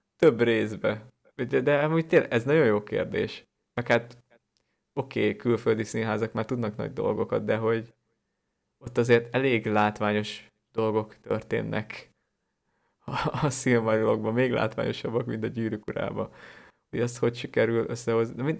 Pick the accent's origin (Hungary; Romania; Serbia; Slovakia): Hungary; lehet, hogy én is valamilyen szűkített élettérből származom, vagy Magyarország nekem túl szűk